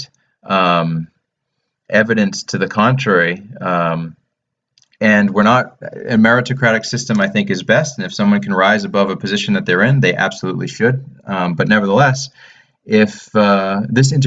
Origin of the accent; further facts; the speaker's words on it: United States; moved away; also born or lived in London; as an American